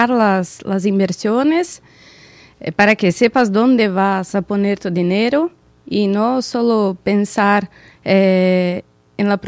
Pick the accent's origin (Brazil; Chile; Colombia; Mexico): Brazil; São Paulo; Eh, trabajo en una corredora de cambio en Brasil. Soy de São